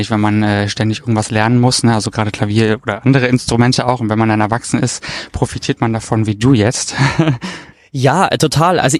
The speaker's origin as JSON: {"language": "German", "area": "near Augsburg", "region": "Upper Bavaria", "country": "Germany", "tie": "born or raised there", "moved": "yes", "said": "gebürtig komme ich eben aus der Nähe von Augsburg. Mhm. Das ist Oberbayern."}